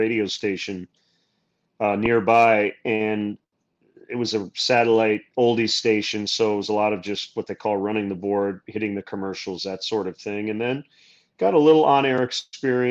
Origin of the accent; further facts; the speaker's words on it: Michigan, United States; Growing up in Michigan, the Tigers were the home team